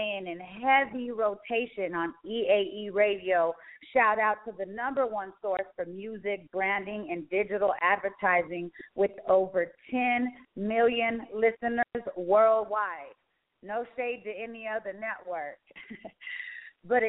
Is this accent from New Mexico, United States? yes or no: yes; Roswell, New Mexico, United States; Where I grew up, it's a gang-infested place, too. I'm from Roswell, New Mexico.